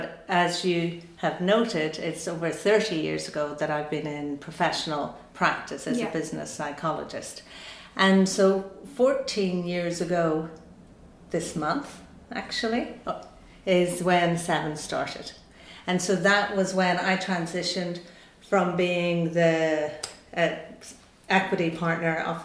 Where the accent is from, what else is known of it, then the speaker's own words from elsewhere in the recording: Buncrana, Ulster, Ireland; when I was growing up in Buncrana in Donegal